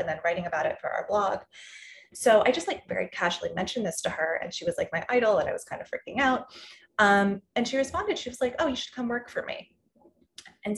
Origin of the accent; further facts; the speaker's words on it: Massachusetts, United States; moved away as an adult; now in New York, United States; I grew up in Massachusetts, like you said, and I always wanted to move to New York. And so I was really lucky when I was 18, I got to move here